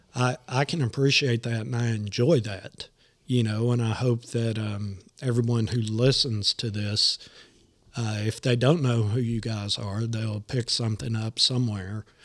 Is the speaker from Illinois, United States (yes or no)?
no; Nashville, Tennessee, United States; I'm born and raised in Nashville